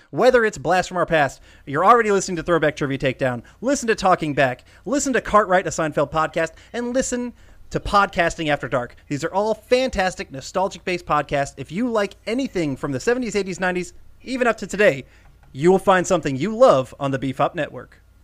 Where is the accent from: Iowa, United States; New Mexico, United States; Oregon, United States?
Iowa, United States; John and I were both born in Iowa